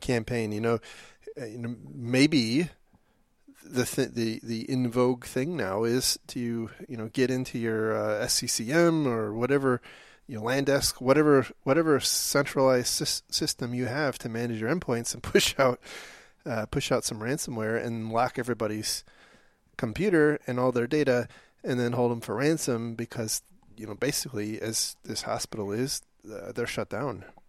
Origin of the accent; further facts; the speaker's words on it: Detroit, Michigan, United States; we grew up in Detroit